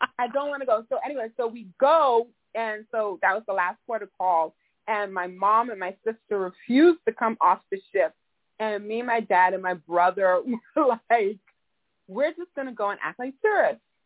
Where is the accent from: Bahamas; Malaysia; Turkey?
Bahamas; Nassau, New Providence; now in South Florida, United States; I was born and raised in Nassau, Bahamas.